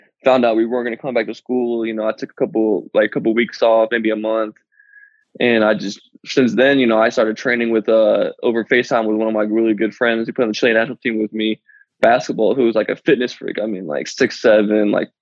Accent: Colorado, United States; moved away as an adult

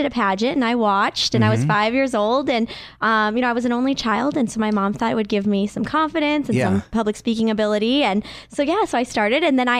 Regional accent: Bismarck, North Dakota, United States; born or raised there

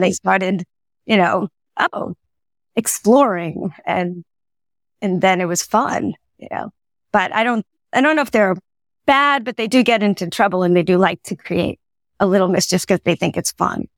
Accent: Long Island, New York, United States; I grew up in Long Island, New York

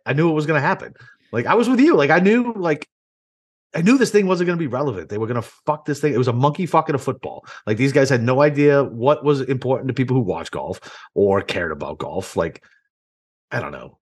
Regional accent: Boston, Massachusetts, United States; also born or lived in Chicago / Iraq; now in Jacksonville, United States; I grew up in Boston

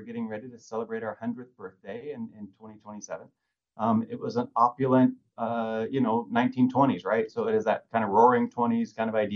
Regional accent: Lake Quinault, Washington, United States; also born or lived in Bellingham, Washington; I grew up in Lake Quinault over in the Olympic Peninsula

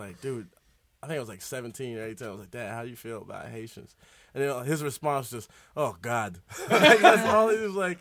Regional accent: Miami, Florida, United States; growing up in Miami

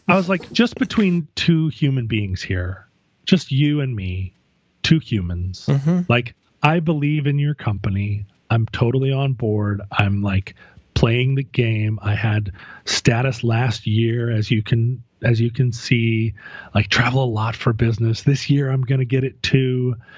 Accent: Alaska, United States; growing up in Alaska

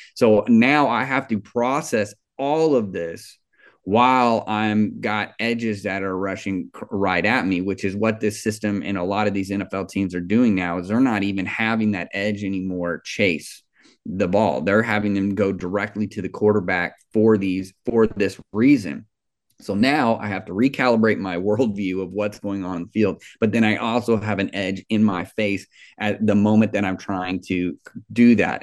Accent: Kansas City, Missouri, United States; I grew up in Kansas City

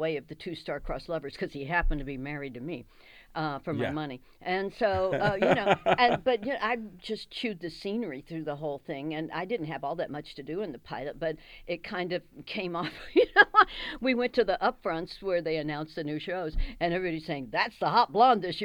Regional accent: Dallas, Texas, United States; moved away; I'm from Dallas.

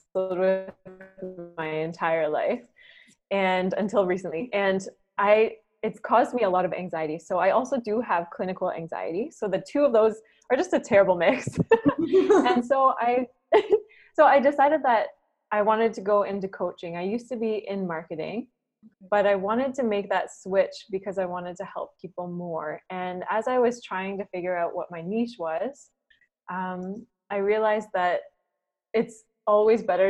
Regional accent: Waterford, Ontario, Canada; moved away as an adult; also born or lived in Vancouver; now in Singapore; I'm originally from Waterford. It's a very small town of about 3,000, and it's close to Lake Erie.

